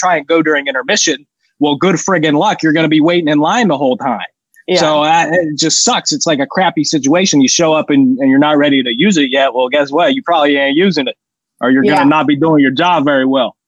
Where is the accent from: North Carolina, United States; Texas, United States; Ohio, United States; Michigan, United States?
Ohio, United States; Columbus; my hometown, one of the best, possibly the best arena in the NHL, Nationwide Arena, got to do a better job up in the press box.